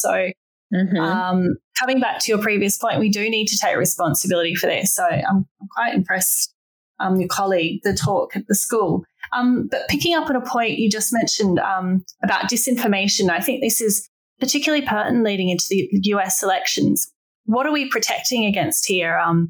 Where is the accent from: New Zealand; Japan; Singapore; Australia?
Australia; now in Hong Kong